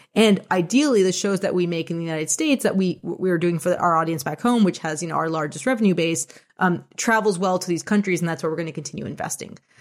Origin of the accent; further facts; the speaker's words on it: Toronto, Ontario, Canada; I was born and raised in Toronto.